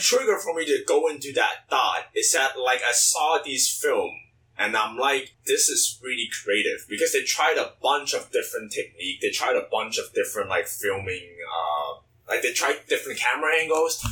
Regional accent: China; moved away; growing up in China

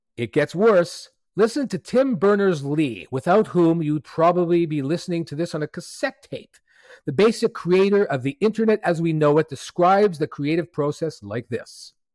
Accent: Montreal, Quebec, Canada; C two Montreal, which is a creative gathering of thousands in my hometown

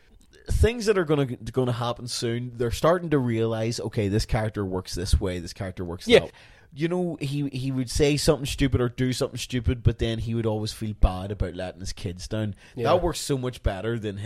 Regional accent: Belfast, Northern Ireland, United Kingdom; accent: Belfast; we speak like we're from Belfast

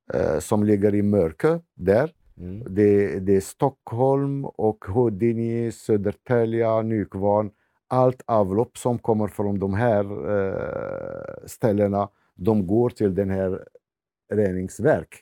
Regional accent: Morocco; Swedish is a second language; moved away as an adult; also born or lived in Botkyrka, Sweden; now in Tullinge, Sweden; jag kommer från Marocko, men jag är kristen

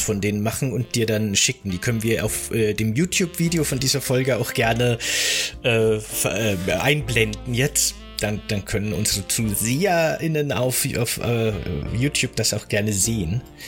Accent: Bavaria, Germany; in Bayern, wo ich aufgewachsen bin

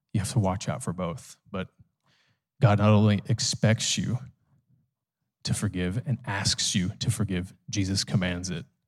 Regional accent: United States; as an American

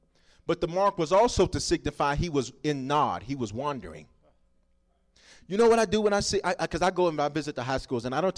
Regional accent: Southern United States, United States; I'm from the South, and so they make us look different down there, and so stuff don't fit

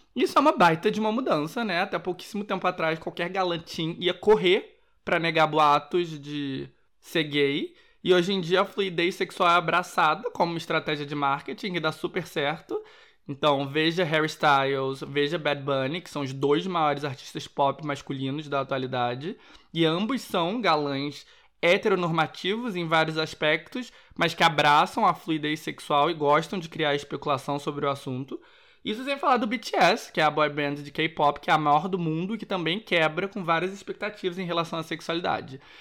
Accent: Rio de Janeiro, Brazil; moved away; como bom carioca

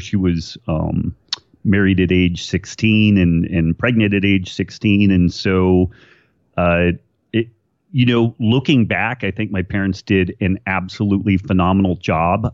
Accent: Redding, California, United States; I was born in Redding, California, which is uh, far northern California. We like to say it's the state of Jefferson. It, it just hasn't uh, split off from the rest of California yet, uh, and kind of a kind of a small town, a cool place to to grow up.

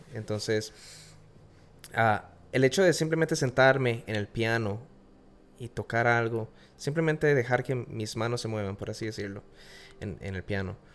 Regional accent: Costa Rica; moved away as an adult; now in Florida, United States; Soy de Costa Rica, nací en, nací en Costa Rica

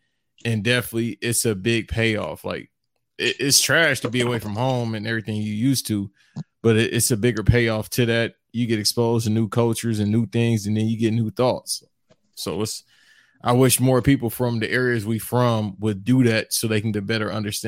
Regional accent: Los Angeles, California, United States; I grew up like on Florence and 4th, Florence and West, all those areas right there, basically all Florence and Normandy area. So I moved around a lot as a kid, but I've always stayed in Florence

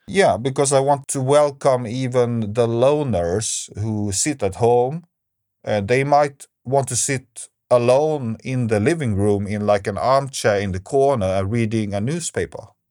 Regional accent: Stockholm, Stockholm County, Sweden; Stockholm, where I'm from

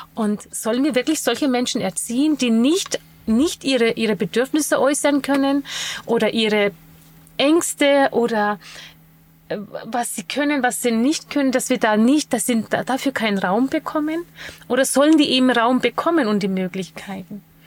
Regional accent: Bamberg area, Bavaria, Germany; ich komme ja aus der Gegend Bamberg

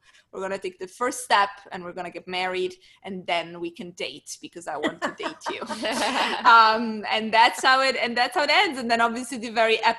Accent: Newburyport, Massachusetts, United States; now in Los Angeles, United States; from the North Shore of Boston. Newburyport, not too far from Rockport. It's my stomping ground

